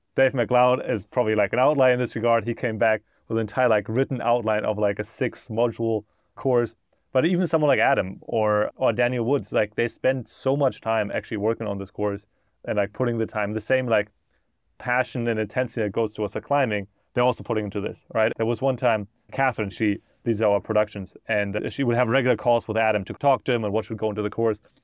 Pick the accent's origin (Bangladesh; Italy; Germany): Germany; moved away as an adult; now in United States; I grew up in Germany, and then I moved to America in twenty sixteen